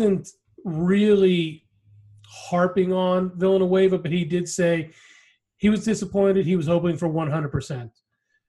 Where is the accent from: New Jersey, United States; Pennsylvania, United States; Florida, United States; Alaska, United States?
Pennsylvania, United States; Pittsburgh; the Steelers, you know, since that was my hometown team